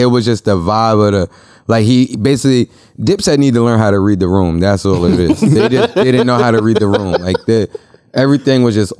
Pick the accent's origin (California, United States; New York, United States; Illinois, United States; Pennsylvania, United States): New York, United States; Westchester; I'm from Westchester.